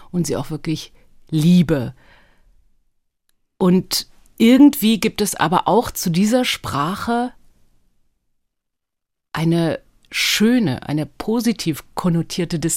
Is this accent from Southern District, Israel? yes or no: no; Tel Aviv, Tel Aviv District, Israel; born there; ich bin in Israel geboren. Stimmt, um genau zu sein in Tel Aviv.